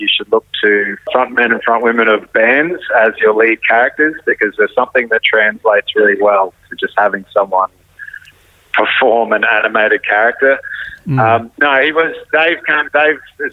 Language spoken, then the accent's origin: English; North Queensland, Australia; also born or lived in Brisbane; I was sort of born out west and I grew up in North Queensland and then lived in Brisbane